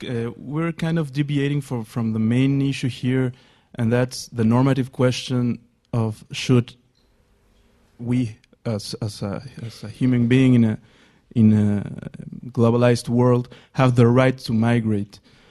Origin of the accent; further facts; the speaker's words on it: Peru; moved away as an adult; now in London, United Kingdom; I'm from Peru, and I'm studying here at LSE, so I'm kind of a migrant myself.